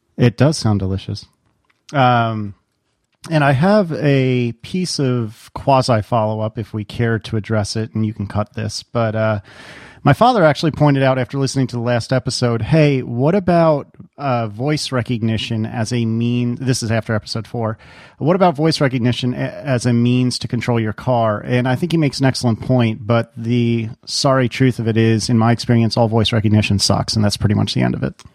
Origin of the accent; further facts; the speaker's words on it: Northeast, United States; moved away as an adult; now in Virginia, United States; somebody who is born and bred in the Northeast